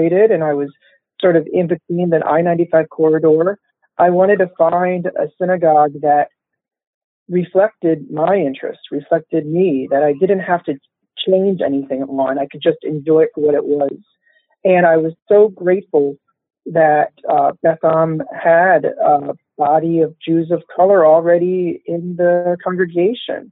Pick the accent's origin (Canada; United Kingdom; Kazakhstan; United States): United States; Baltimore, Maryland; I grew up here in Baltimore, in Baltimore County